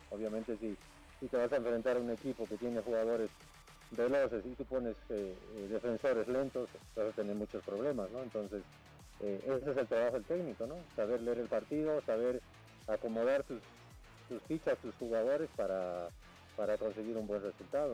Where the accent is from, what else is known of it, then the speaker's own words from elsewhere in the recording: Bolivia; como bolivianos